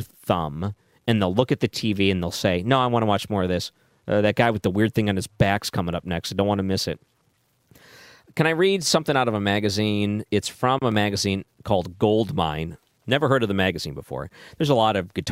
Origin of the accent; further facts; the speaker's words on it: Michigan, United States; moved away; I grew up in Michigan